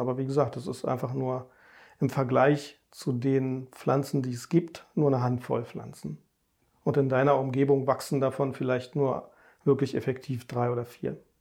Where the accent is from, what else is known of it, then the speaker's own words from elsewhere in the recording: Berlin, Germany; Also ich bin ja in Berlin groß geworden, richtiges Stadtkind